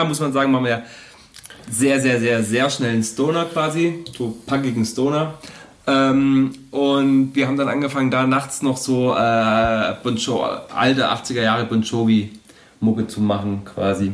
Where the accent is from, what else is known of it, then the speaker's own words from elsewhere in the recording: Horb am Neckar, Baden-Württemberg, Germany; bei uns zu Hause in Horb